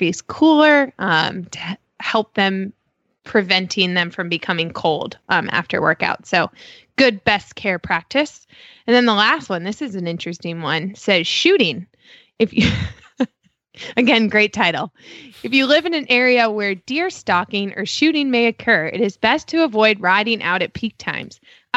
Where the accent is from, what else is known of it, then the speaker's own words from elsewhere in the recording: Chicago, Illinois, United States; now in Damascus, Maryland, United States; I grew up in Chicago and like worked in a barn my whole life, like as a teenager